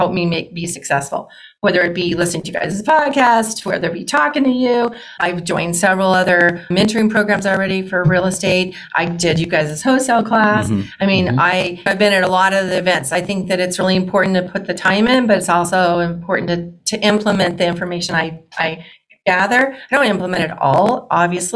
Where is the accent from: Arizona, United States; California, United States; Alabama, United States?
Arizona, United States; moved away as an adult; also born or lived in Oregon; I'm a native Arizonan